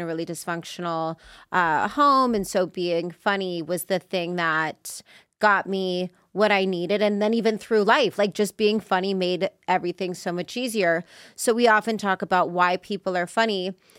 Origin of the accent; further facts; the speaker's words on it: Las Vegas, Nevada, United States; also born or lived in Los Angeles, United States; I'm from Vegas originally.